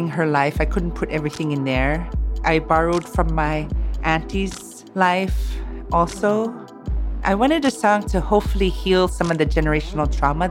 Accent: Inupiaq, Alaska, United States; I was raised as in Inupiaq

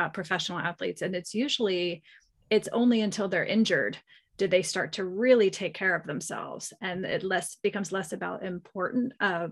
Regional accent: East Coast, United States; moved away as an adult; also born or lived in California; I grew up on the East Coast

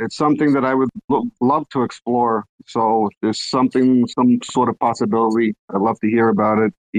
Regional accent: United States; Yeah, I'm American.

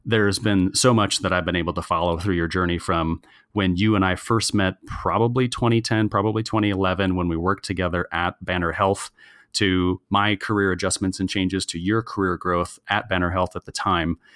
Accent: Michigan, United States; we both were born and raised in Michigan

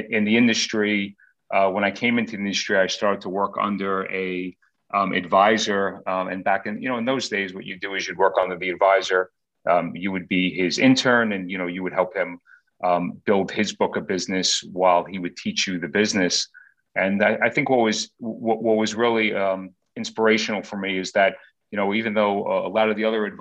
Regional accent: Queens, Long Island, New York, United States; I grew up in Queens, and then we moved to Long Island when I was about 12 years old. So spent most of my childhood in Long Island

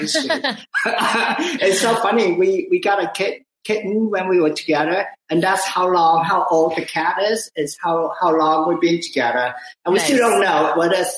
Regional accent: Ho Chi Minh City, Vietnam; now in United States; I was born in, during the war, Vietnam War. All I know is the war. Like, we hear bombing. I live in Saigon, like little China. I'm Chinese, but I'm from Vietnam

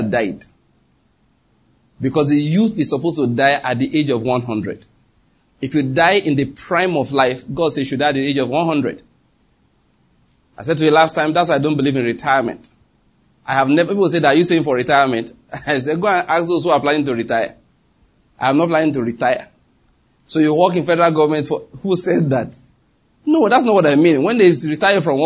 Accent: Nigeria; I'm a Nigerian.

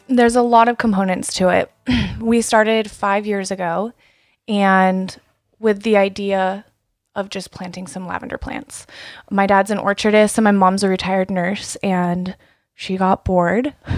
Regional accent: East Wenatchee, Washington, United States; also born or lived in George, Washington; I grew up in East Wenatchee, and we would spend our summers driving out here working on our apple and cherry orchards

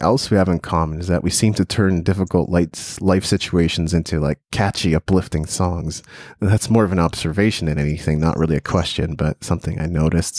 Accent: Japan; it was in Japanese because I grew up in Japan 8.5 years.

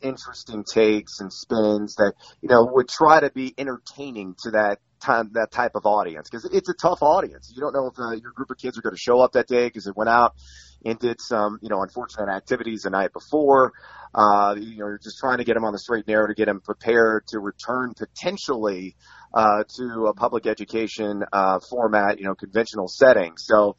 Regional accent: Champaign, Illinois, United States; also born or lived in California / San Antonio, United States; I was a military brat, kind of moved around all over the place. I was born in California, lived for a time until the sixth grade in San Antonio, Texas. Then my dad retired from the Air Force and decided to retire in Champaign, Illinois, of all places.

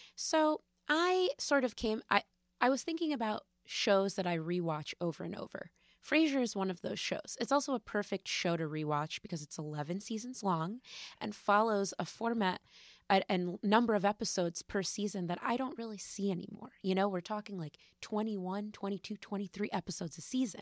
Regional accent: West Hartford, Connecticut, United States; also born or lived in New York; I grew up in West Hartford, Connecticut

